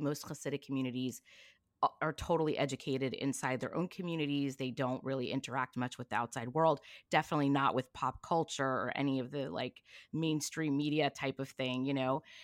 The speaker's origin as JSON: {"language": "English", "town": "Long Beach", "region": "California", "country": "United States", "tie": "born or raised there", "also_born_or_lived": "East Coast / New York", "said": "I grew up in Long Beach, California"}